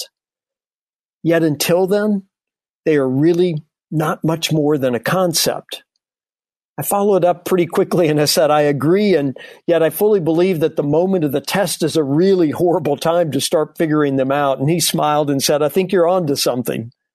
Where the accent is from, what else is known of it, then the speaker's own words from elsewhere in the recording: the South, United States; growing up in the South